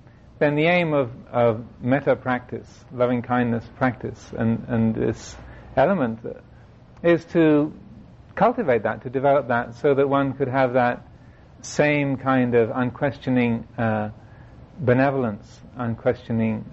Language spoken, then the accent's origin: English; England, United Kingdom; Being English